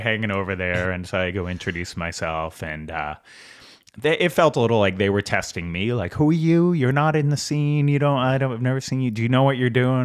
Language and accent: English; Boston, Massachusetts, United States; I grew up in Southie